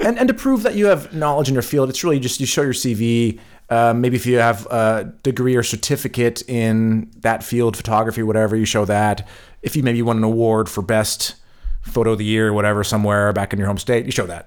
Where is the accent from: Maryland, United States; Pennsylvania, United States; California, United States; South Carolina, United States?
California, United States; moved away as an adult; now in Germany; I'm from California